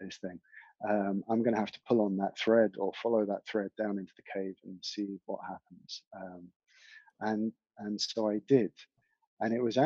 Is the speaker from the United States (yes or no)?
no; East Anglia, East of England, United Kingdom; also born or lived in Scotland; now in South Devon, United Kingdom; I was brought up in East Anglia, rural East Anglia in the UK